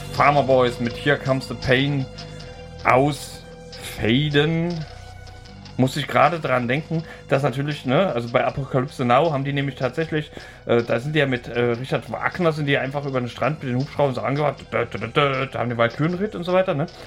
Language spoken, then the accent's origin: German; Thuringian Forest, Germany; ich komme ja aus dem Thüringer Wald